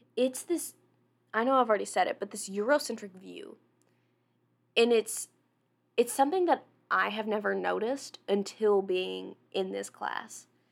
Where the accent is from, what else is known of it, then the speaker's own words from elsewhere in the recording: Jonesboro, United States; moved away; I'm from Jonesboro, which is like two hours away